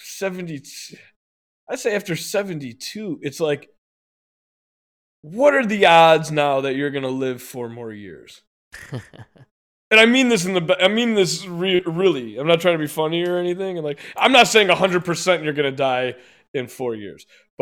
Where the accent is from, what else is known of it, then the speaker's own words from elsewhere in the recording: the South, United States; I'm a lady from the South, okay?